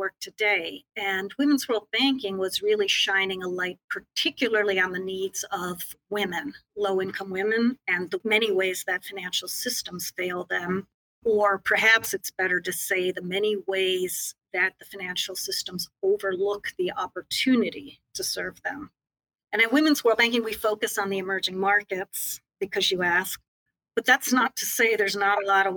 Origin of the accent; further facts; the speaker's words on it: United States; I had the privilege of growing up in the United States.